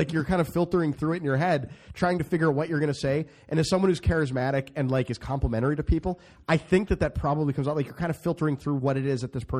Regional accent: Midwest, United States; So I'm from the Midwest.

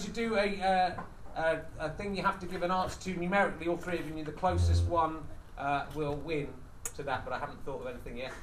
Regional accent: Pocklington, Yorkshire and the Humber, United Kingdom; I was born in the East Riding of Yorkshire.

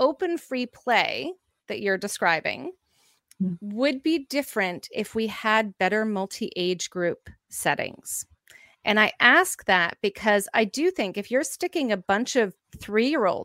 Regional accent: Canada; we went to Timmy's, which is our Tim Hortons, we're Canadian, everyone goes there

